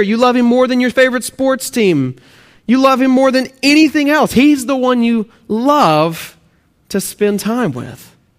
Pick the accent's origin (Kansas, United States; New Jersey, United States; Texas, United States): Texas, United States; moved away; also born or lived in Oklahoma; if you can hear my accent, I'm actually from Texas and, uh, Oklahoma, Texas, those areas, and so please forgive my accent